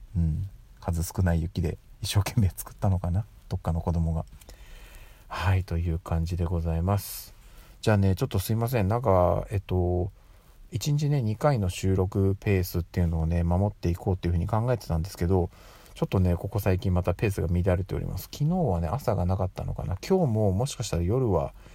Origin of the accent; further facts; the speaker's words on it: Tokyo, Japan; 私ずっとね、生まれも育ちも東京にいるんですけど